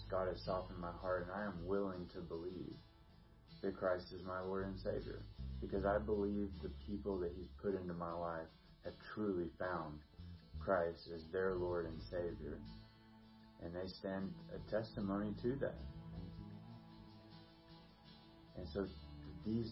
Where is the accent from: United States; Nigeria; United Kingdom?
United States; the South; I was born in the South